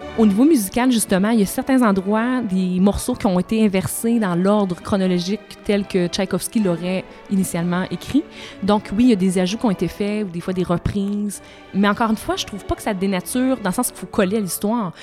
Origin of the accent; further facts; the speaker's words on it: Saint-Georges, Quebec, Canada; Je viens de Saint-Georges-de-Beauce. À Saint-Georges-de-Beauce, il n'y avait ni orchestre, ni grand ballet